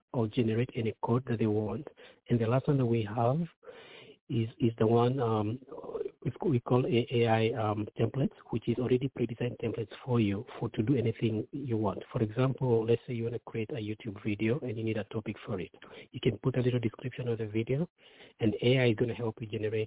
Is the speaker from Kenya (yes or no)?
yes; Kenya; moved away as an adult; now in United States; I myself grew up very, very poor in Kenya. I got a chance to come to the U.S. many years ago, about 24 years ago.